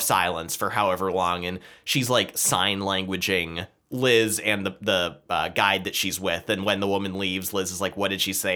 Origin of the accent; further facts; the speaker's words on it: United States; we're American